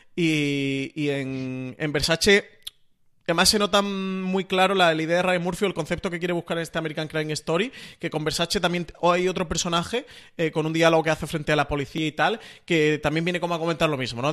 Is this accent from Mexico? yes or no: no; Spain; para nosotros mm, como, españoles